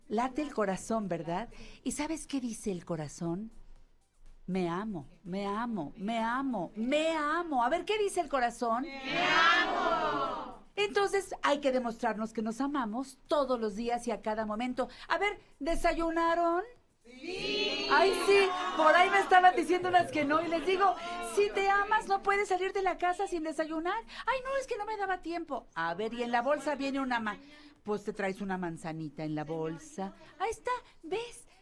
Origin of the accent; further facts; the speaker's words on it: Mexico; siendo mexicano